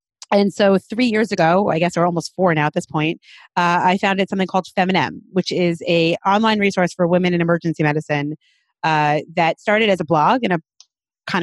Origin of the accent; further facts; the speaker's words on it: New York City, New York, United States; I'm a Brooklyn girl, born and bred in Brooklyn